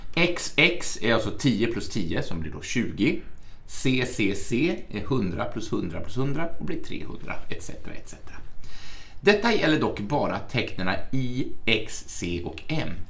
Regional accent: Arbetarbladet's area, Gävleborg County, Sweden; det är Arbetarbladet. Det är ju från mina hemtrakter

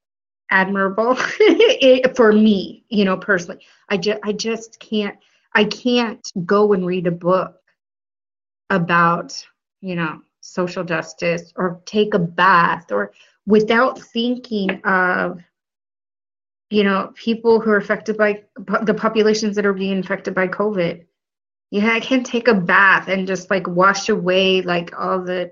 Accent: Flagstaff, Arizona, United States; moved away as an adult; also born or lived in Colorado / Washington, District of Columbia, United States / Illinois; now in New York, United States; Northern Arizona University in my hometown

